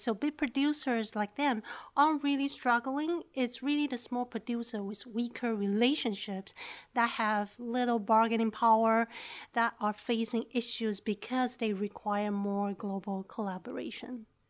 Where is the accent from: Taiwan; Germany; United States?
Taiwan; moved away; I'm from Taiwan